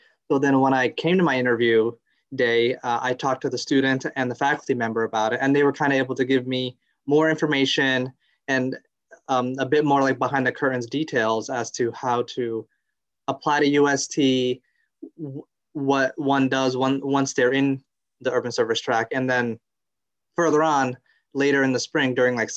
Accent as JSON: {"language": "English", "town": "New Milford", "region": "Connecticut", "country": "United States", "tie": "born or raised there", "said": "I grew up in New Milford, Connecticut"}